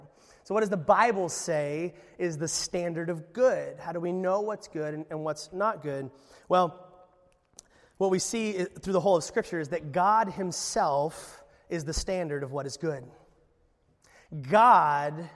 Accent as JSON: {"language": "English", "region": "Alaska", "country": "United States", "said": "I was from Alaska."}